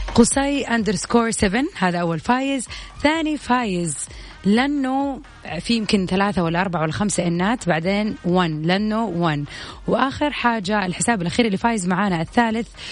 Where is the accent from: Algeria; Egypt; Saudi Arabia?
Saudi Arabia